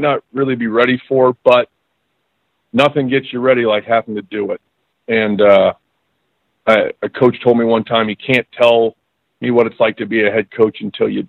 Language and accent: English; San Diego, California, United States; moved away as an adult; also born or lived in Nebraska / Iowa; I'm originally from San Diego